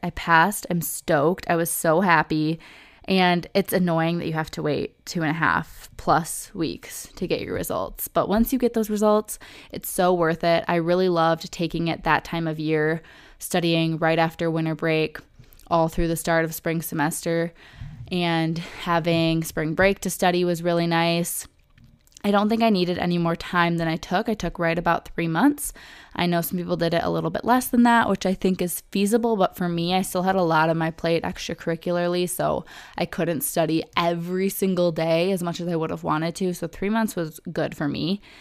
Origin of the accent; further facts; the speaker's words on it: Oakland County, Michigan, United States; also born or lived in Metro Detroit; where I grew up in Oakland County, Michigan